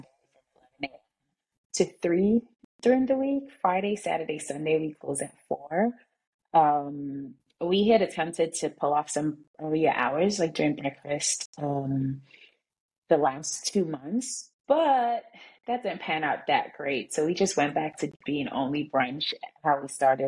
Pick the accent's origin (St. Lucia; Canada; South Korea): St. Lucia; moved away as an adult; now in New York, United States; I'm originally from St. Lucia. I moved to New York when I was 19.